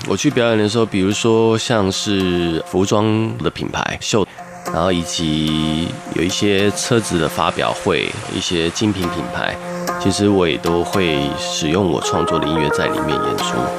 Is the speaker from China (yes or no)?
no; Taitung, Taitung County, Taiwan; 我从小在台东长大